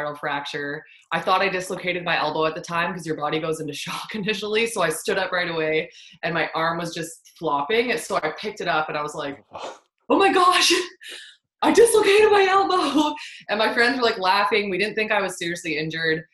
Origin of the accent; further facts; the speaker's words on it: Fort McMurray, Alberta, Canada; my hometown in Fort McMurray